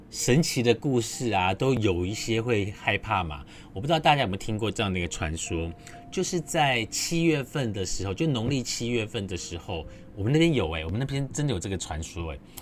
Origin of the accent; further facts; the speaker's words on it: southern Taiwan, Taiwan; 我是在南方澳长大